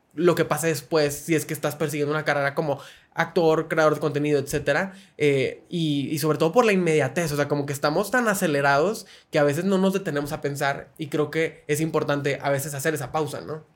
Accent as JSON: {"language": "Spanish", "town": "Monterrey", "region": "Nuevo León", "country": "Mexico", "said": "yo que soy de Monterrey"}